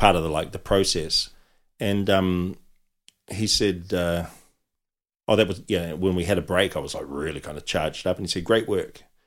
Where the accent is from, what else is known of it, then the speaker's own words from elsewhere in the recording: Auckland, New Zealand; I was brought up in South Auckland